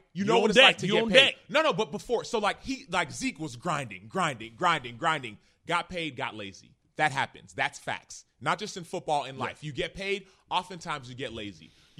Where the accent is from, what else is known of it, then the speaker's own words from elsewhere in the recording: Dallas, Texas, United States; Even the Cowboys faithful. I grew up in Dallas, right?